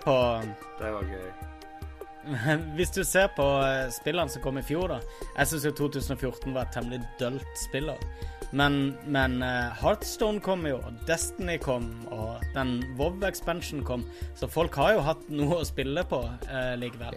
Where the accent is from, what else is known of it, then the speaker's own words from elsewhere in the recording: Kristiansand, Agder, Norway; moved away; jeg er hjemme i Kristiansand